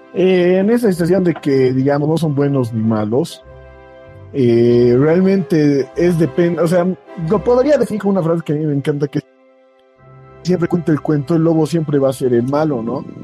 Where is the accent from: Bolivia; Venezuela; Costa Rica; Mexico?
Bolivia; Muñecas Province, La Paz; Yo, yo vengo de la provincia de Muñecas